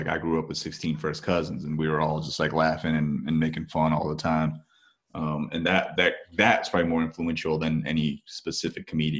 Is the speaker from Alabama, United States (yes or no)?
no; Parsippany, New Jersey, United States; And then my mom's family moved to Parsippany, New Jersey. And that's where I was born and raised in Parsippany. I was born in a nearby suburb of Parsippany where the hospital was. And then I was raised in Parsippany, New Jersey.